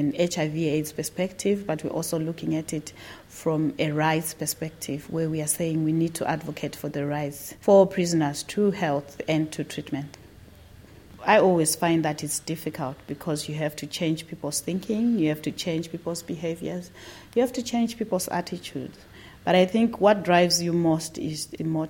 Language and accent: English; Zimbabwe; I'm from Zimbabwe